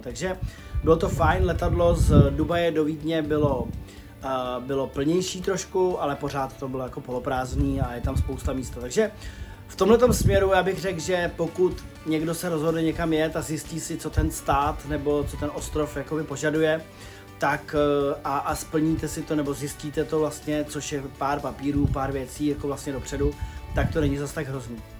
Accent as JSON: {"language": "Czech", "country": "Czechia", "said": "jsme z Čech"}